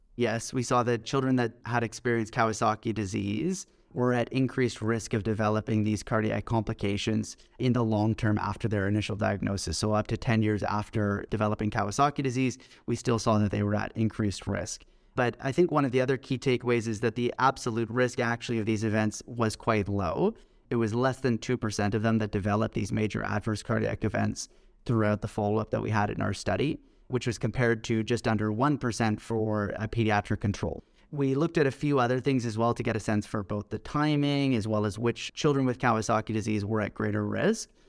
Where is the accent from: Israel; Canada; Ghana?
Canada; Toronto, Ontario; also born or lived in Scotland / Manchester, England / Hamilton, Ontario; I grew up in Toronto, in Canada